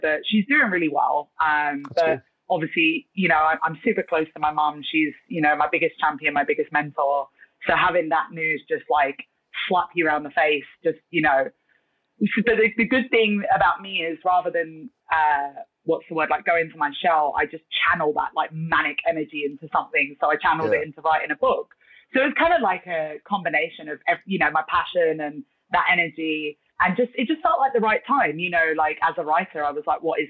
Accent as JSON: {"language": "English", "region": "London", "country": "United Kingdom", "also_born_or_lived": "Thailand / South Korea", "moved": "as an adult", "lives_now": "Hong Kong", "said": "I'm from London originally"}